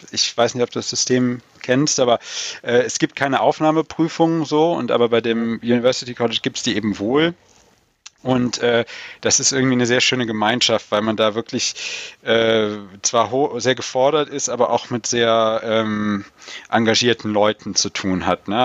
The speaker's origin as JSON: {"language": "German", "region": "North Rhine-Westphalia", "country": "Germany", "also_born_or_lived": "Black Forest", "said": "ich komme halt ganz aus dem Westen Deutschland an der ähm, belgisch-holländischen Grenze"}